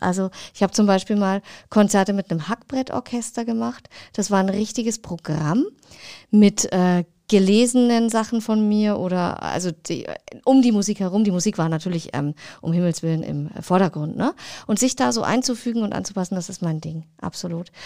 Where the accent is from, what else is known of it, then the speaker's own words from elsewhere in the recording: Rasch, Bavaria, Germany; also born or lived in Oberferrieden; ich bin in einem 1000 Seelendorf, 800 waren es, äh, aufgewachsen, in Rasch bei Altdorf, wohne jetzt in Oberverrieden